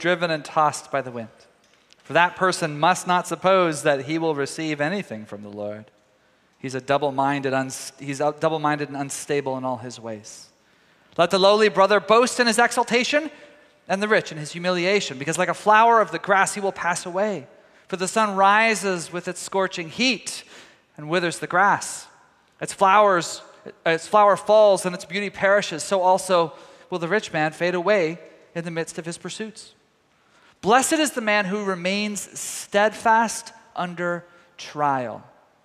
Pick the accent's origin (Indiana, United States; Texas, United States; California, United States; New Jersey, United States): Texas, United States; Tyler; moved away; my hometown of Tyler, Texas.